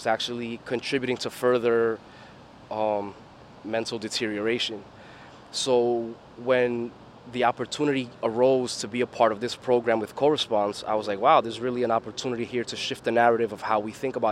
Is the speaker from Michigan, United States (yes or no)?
no; New York City, New York, United States; I'm from Flushing, Queens, born and raised